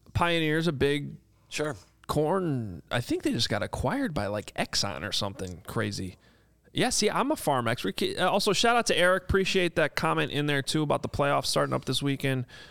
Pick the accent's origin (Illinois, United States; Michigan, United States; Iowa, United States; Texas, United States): Illinois, United States; Chicago; While I was growing up in Lincoln Park, we were a farm family